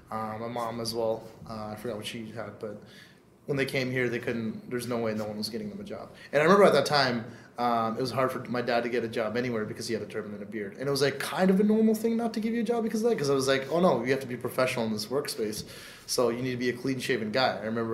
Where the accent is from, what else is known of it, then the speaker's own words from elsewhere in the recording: Canada; English is a second language; I didn't know a lick of English.